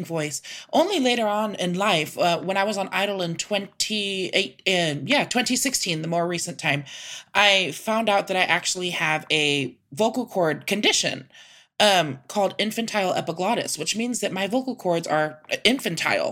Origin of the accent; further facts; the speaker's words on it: San Antonio, Texas, United States; that's where I'm born and raised